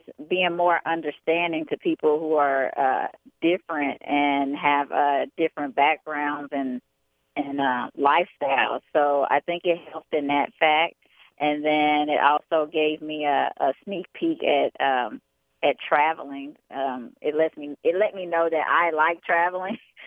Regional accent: Chicago, Illinois, United States; also born or lived in Atlantic City, New Jersey / Bronx, New York; I was born in Atlantic City, New Jersey, but I was raised in Chicago, Illinois, and I come from a military background

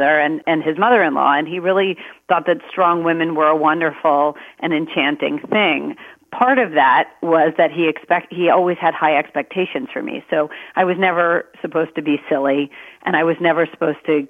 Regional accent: Maryland, United States; I was born in Maryland.

